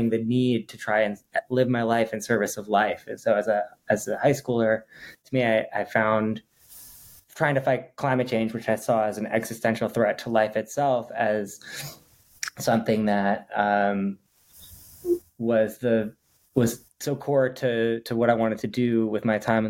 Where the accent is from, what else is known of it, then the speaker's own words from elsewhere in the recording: Twin Cities, Minnesota, United States; also born or lived in East Coast / Bay Area; now in Los Angeles, United States; grew up in the Twin Cities